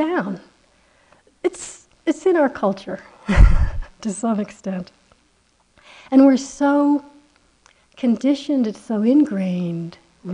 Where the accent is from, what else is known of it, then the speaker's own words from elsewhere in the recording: United States; I'm so American, it's unbearable, you know, I could never pass for anything else